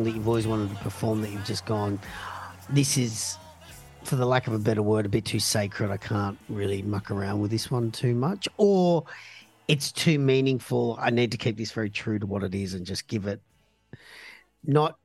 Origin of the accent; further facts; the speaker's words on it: Australia; being Australian